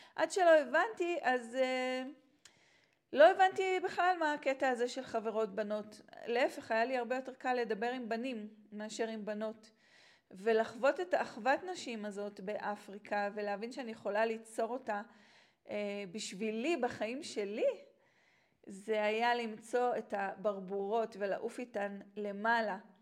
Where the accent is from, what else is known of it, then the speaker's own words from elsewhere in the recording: Israel; moved away; also born or lived in Tanzania; גדלתי כאן בארץ